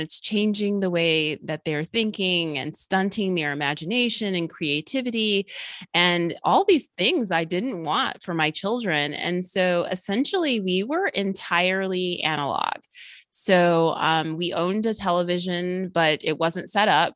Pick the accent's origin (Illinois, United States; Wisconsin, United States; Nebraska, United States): Illinois, United States; outside of Chicago; also born or lived in Georgia; now in Atlanta area, Georgia, United States; I grew up in the Midwest in Illinois, outside of Chicago